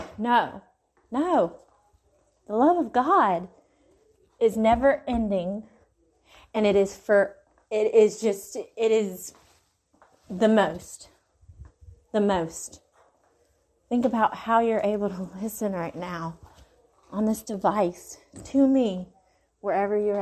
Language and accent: English; Mississippi, United States; accent: Mississippi gal accent; My Mississippi gal accent's coming out